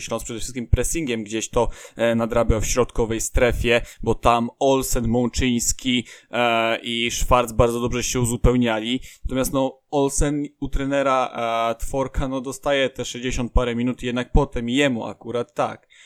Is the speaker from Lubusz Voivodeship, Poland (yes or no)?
no; area around Lubin, Lower Silesian Voivodeship, Poland; ja jestem z okolic innych e, niż Wrocław, bo to tereny są głównie za Zagłębiem Lubin